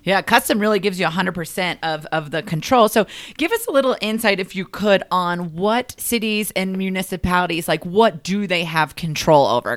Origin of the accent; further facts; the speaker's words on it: the South, United States; I'm a Southern girl